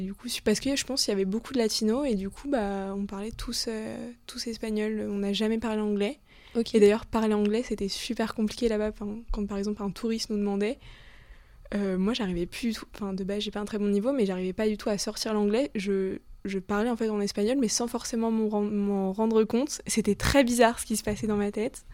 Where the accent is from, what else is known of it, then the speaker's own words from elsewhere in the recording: Le Mans, Pays de la Loire, France; now in Paris, France; je suis originaire du Mans. Maintenant je vis à Paris